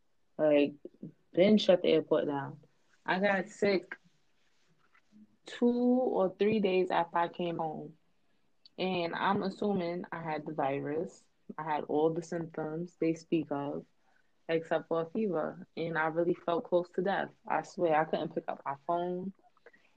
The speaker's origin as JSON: {"language": "English", "country": "United States", "lives_now": "New York, United States", "said": "I'm an American as well"}